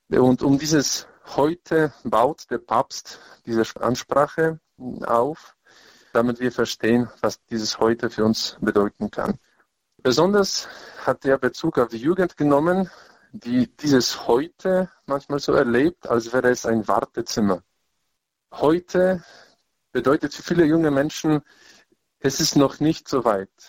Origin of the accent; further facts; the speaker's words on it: Lesser Poland, Poland; in Krakau. Es war für mich ganz wichtig, in meiner Heimat und auch in der Stadt, wo ich meine theologische Ausbildung gemacht habe.